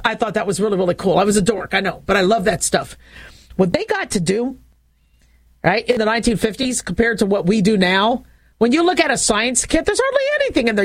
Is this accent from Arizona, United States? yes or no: yes; Phoenix, Arizona, United States; growing up in Phoenix, Arizona